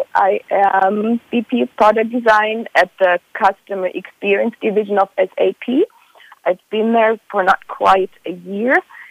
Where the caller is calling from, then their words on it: San Francisco, California, United States; And I'm calling from San Francisco